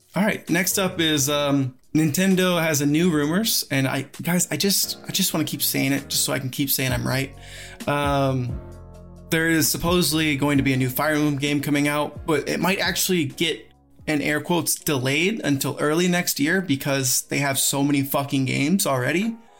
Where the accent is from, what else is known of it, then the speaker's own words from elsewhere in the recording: Georgia, United States; he's Georgia born like me.